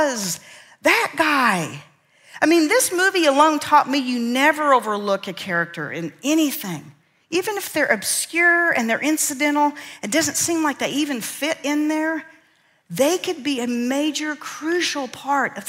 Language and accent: English; central Kansas, United States; I grew up in Kansas, right in the middle of central Kansas, Tornado Alley. And our little town of 350 people